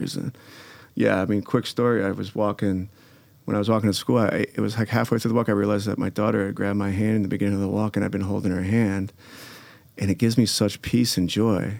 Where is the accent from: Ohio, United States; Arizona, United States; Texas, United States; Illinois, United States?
Illinois, United States; Glencoe; I grew up in Glencoe